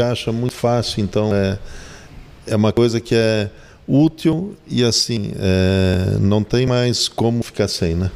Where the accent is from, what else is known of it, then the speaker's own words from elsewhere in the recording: Blumenau, Santa Catarina, Brazil; Eu sou blumenauense, né? nasci, me criei em Blumenau